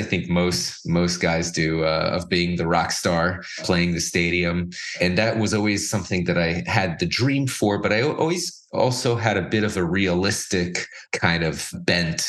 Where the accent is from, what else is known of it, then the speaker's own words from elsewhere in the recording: Miami Beach, Florida, United States; I grew up in Miami Beach